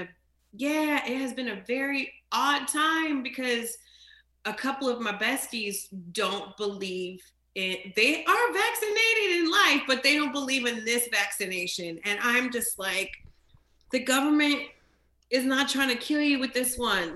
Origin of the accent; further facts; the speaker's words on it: New Jersey, United States; now in New York, United States; when I was growing up in Jersey and people would find out I'm Jamaican and Haitian